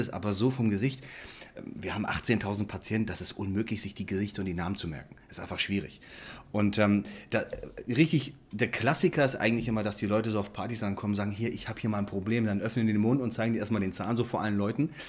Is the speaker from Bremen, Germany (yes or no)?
yes; Bremerhaven, Bremen, Germany; ich komme aus Bremerhaven. Da hatte mein Vater die Praxis und ich bin weggegangen und habe 2002 meine komplett eigene Praxis aufgemacht